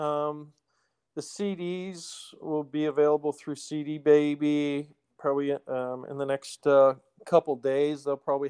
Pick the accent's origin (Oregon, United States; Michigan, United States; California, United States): Oregon, United States; Portland; I was born and raised in Portland